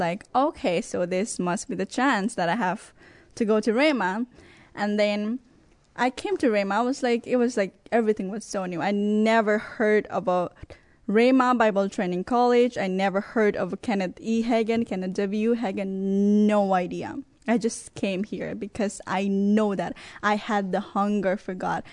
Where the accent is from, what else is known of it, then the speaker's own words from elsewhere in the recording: Nepal; moved away as an adult; also born or lived in Texas; now in Brooklyn Arrow, United States; I'm originally from Nepal and I have lived in Texas for seven years